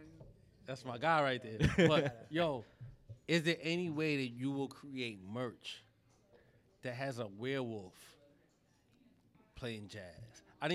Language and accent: English; New York, United States; I prefer a hoodie because I'm from New York.